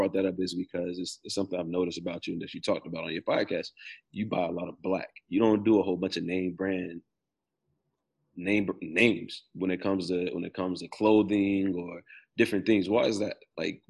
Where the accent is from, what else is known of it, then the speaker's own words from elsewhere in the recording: the South, United States; I'm from the South. We known for eating watermelon down here.